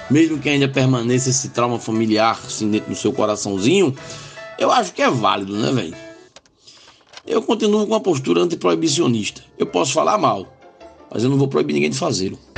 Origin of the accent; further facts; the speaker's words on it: Limoeiro, Pernambuco, Brazil; moved away; Limoeiro, inclusive, minha terra